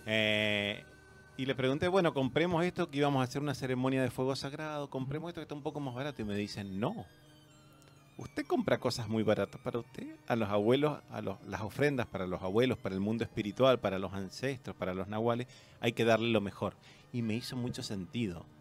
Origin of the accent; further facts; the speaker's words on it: Argentina; now in Chile; yo me crié en colegios católicos, primario, que era la Argentina, el secundario, que es la media acá